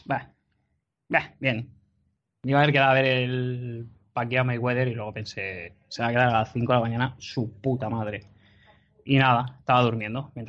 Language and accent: Spanish; Las Palmas, Canary Islands, Spain; Tú eres el JP de Madrid. … de Las Palmas.